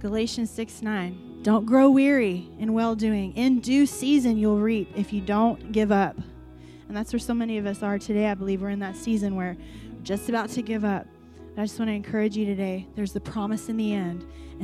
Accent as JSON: {"language": "English", "country": "Iran", "said": "I mean, like, I'm from Iran. Do you even know where that is?"}